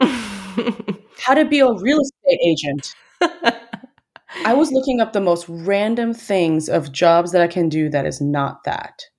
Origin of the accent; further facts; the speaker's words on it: Chicago, Illinois, United States; moved away as an adult; also born or lived in Seoul, South Korea / Dallas, Texas; I was born in Chicago, but I did spend a little bit of time with some formative years in Seoul. So I moved there when I was in first grade, and I did just public primary school there